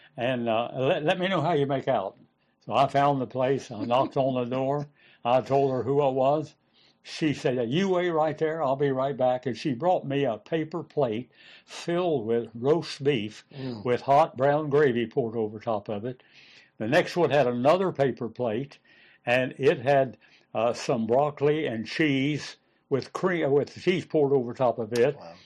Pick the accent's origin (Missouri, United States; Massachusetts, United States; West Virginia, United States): West Virginia, United States; moved away as an adult; I was from West Virginia